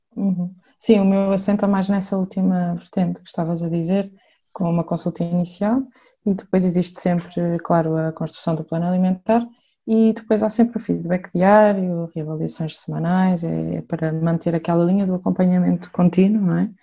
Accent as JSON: {"language": "Portuguese", "town": "Santarém", "region": "Santarém District", "country": "Portugal", "said": "sou de Santarém"}